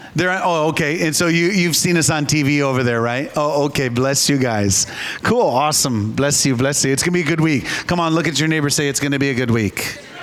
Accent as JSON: {"language": "English", "region": "Minnesota", "country": "United States", "tie": "born or raised there", "said": "I grew up in Minnesota, as did my wife"}